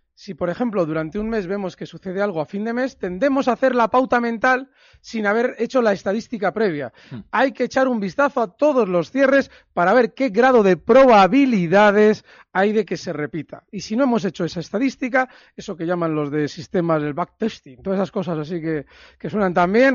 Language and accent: Spanish; Bilbao, Basque Country, Spain; hayas estado por mi tierra